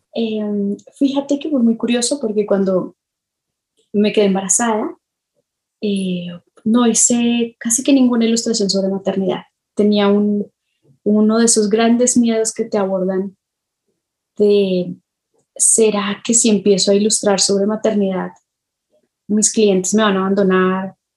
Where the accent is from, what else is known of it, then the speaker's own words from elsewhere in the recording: Colombia; now in Mexico; yo me crié en Colombia, así me crié en Colombia antes de, de irme a México